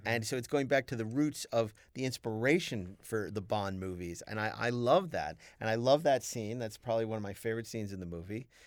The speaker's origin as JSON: {"language": "English", "town": "New York City", "region": "New York", "country": "United States", "said": "I'm from Brooklyn"}